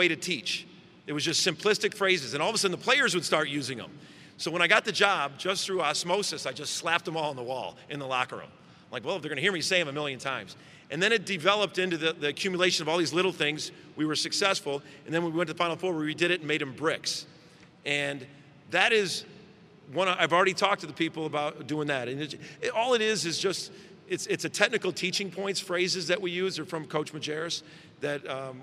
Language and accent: English; Chicago, Illinois, United States; moved away as an adult; now in Oklahoma, United States; I grew up in Chicago, I spent 10 years in Chicago